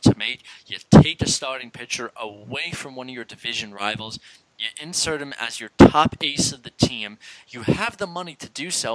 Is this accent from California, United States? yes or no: no; New York, United States; we're from New York